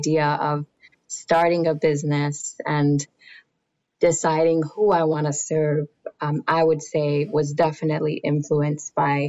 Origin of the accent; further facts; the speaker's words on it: New Jersey, United States; also born or lived in Nigeria; Growing up in an immigrant family in a very urban city, one of New Jersey's largest cities.